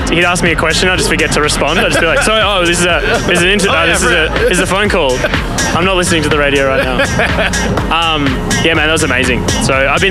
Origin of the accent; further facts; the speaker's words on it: Melbourne, Victoria, Australia; back home in Melbourne